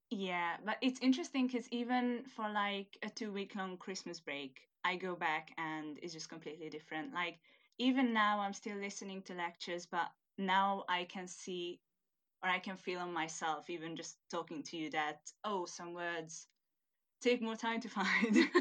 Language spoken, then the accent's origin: English; Hungary; first language Hungarian; English is a second language; moved away as an adult; now in United Kingdom; I'm originally from Hungary